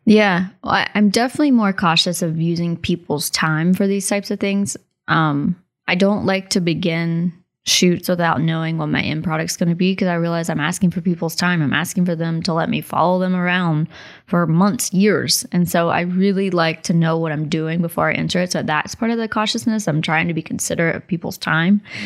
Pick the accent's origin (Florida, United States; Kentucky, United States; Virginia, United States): Virginia, United States; Abingdon; also born or lived in Logan County; growing up in Logan County and in Abingdon, Virginia